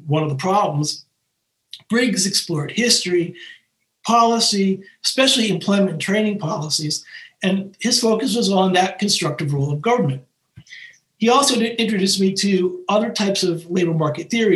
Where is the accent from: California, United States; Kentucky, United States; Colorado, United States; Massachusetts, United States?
Massachusetts, United States; Boston; growing up in Boston in the 1960s and 70s